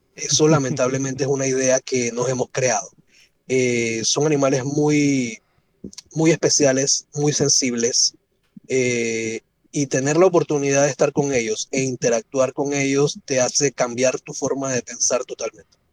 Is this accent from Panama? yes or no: yes; Panama; crecí rodeado de naturaleza en Panamá